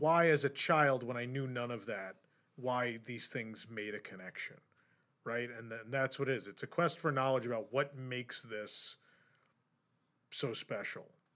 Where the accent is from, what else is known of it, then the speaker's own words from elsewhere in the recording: New York, United States; as a New Yorker